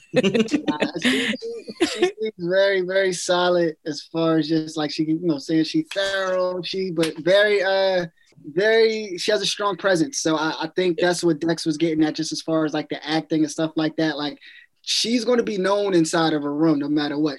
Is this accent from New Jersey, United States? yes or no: yes; New Jersey, United States; I'm from Jersey, and we always be talking about food